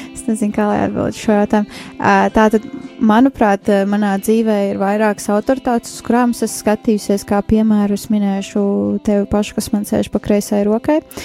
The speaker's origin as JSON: {"language": "Latvian", "region": "Riga", "country": "Latvia", "tie": "born or raised there", "said": "es esmu no Rīgas. Dzīvoju, uzaugu Rīgā"}